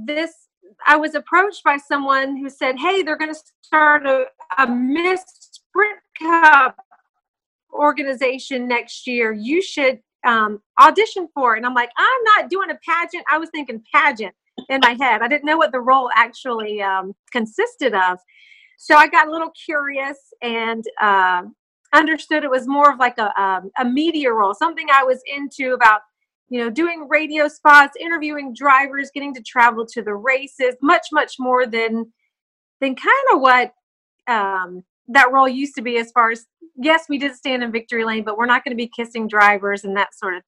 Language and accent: English; Charlotte, North Carolina, United States; moved away as an adult; also born or lived in New York City / Los Angeles; I'm born and raised in Charlotte, North Carolina.